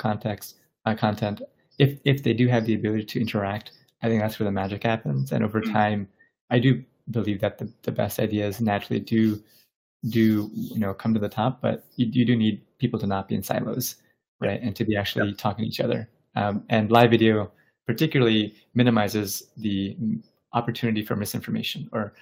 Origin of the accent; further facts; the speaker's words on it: Bangladesh; I was born in Bangladesh